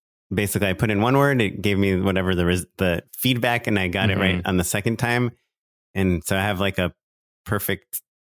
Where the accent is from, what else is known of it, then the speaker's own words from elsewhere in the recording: California, United States; I grew up in Orange County, so I love oranges, you know, like.